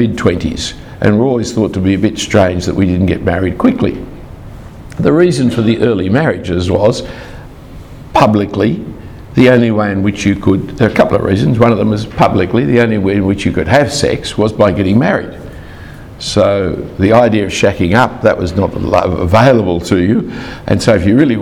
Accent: Sydney, New South Wales, Australia; I grew up in the Jewish part of Sydney.

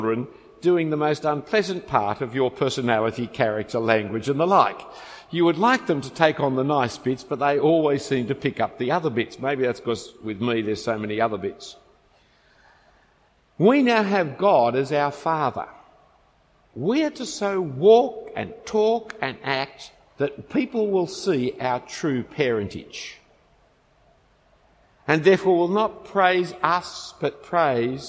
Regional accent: Australia; I'm an Australian

